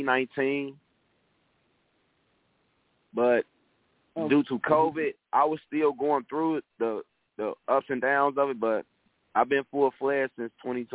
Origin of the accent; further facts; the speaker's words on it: Inglewood, California, United States; By me growing up in Inglewood, it's a poverty area, and I've seen so much in my life.